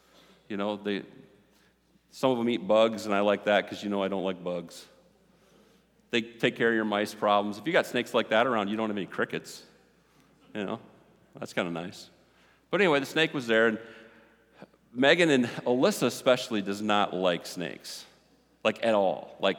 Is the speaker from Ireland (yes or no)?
yes; Ireland; Yeah, I'm hot-tempered. I'm Irish.